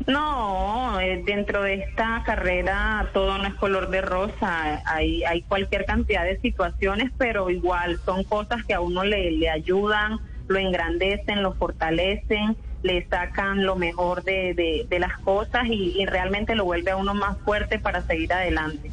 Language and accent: Spanish; Santa Marta, Magdalena, Colombia; moved away as an adult; now in Cúcuta, Colombia; yo soy de Santa Marta, toda mi vida nací en Santa Marta, eh, nací, viví, crecí